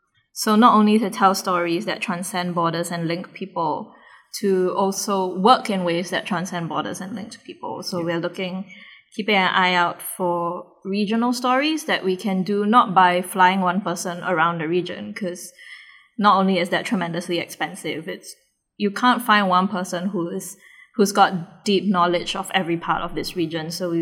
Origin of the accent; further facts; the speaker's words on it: Singapore; as a Singaporean